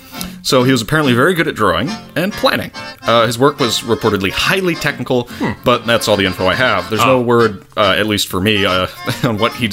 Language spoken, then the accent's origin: English; United States; I'm an American